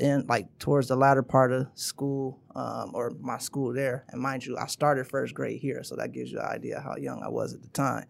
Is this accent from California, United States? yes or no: no; Troy, Michigan, United States; born or raised there; also born or lived in Wilmington, Delaware